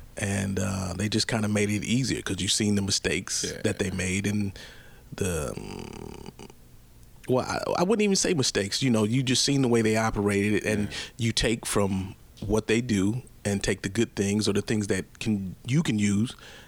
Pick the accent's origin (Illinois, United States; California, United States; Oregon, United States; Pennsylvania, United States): California, United States; Berkeley; My parents are actually from the South, but they met here in California in Berkeley.